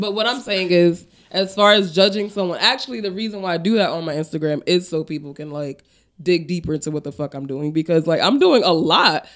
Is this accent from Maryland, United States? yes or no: no; Paterson, New Jersey, United States; I'm from Patterson.